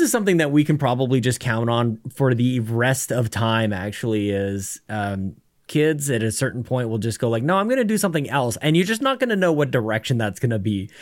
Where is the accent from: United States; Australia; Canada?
Canada; I'm a Canadian